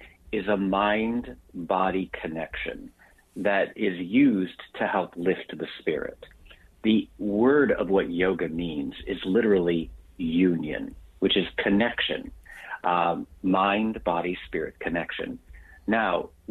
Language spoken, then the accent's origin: English; Texas, United States; I grew up in Texas in a very religious, my father was